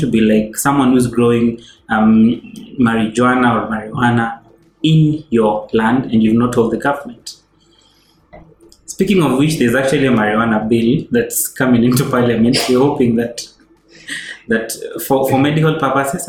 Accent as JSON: {"language": "English", "country": "Kenya", "said": "I'm Kenyan. I love Kenya. I'm proud of Kenya."}